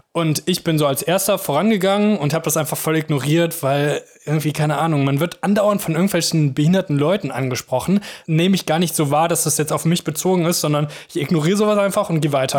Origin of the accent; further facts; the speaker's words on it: Mönchengladbach, North Rhine-Westphalia, Germany; moved away as an adult; now in Cologne, Germany; in meiner Heimat, in Mönchengladbach